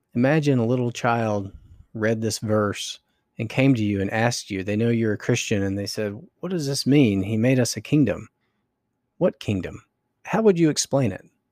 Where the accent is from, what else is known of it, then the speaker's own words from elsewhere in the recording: North Carolina, United States; I grew up in North Carolina, going to church